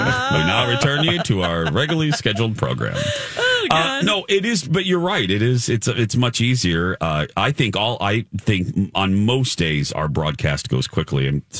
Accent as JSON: {"language": "English", "region": "Indiana", "country": "United States", "said": "I'm from Indiana"}